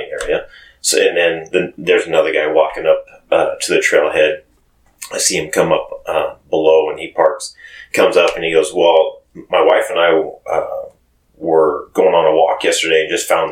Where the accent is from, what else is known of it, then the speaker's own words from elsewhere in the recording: Cascade, Idaho, United States; I grew up in Cascade